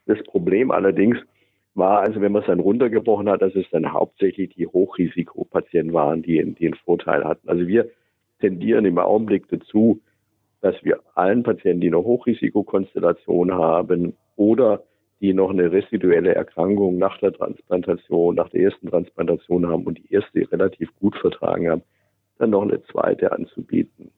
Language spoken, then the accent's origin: German; Germany; Wir sind halt als Deutsche